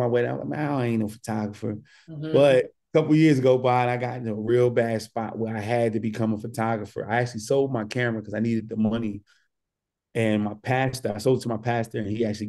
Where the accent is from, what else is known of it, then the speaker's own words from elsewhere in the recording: Newark, New Jersey, United States; I'm born and raised in Newark, New Jersey